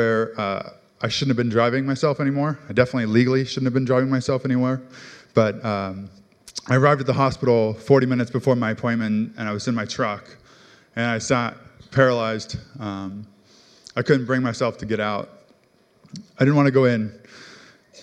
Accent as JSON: {"language": "English", "town": "Mercer Island", "region": "Washington", "country": "United States", "tie": "born or raised there", "said": "I grew up on Mercer Island"}